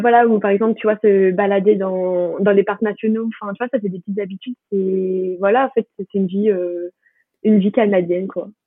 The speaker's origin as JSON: {"language": "French", "town": "Paris", "region": "Île-de-France", "country": "France", "said": "je suis de, de Paris"}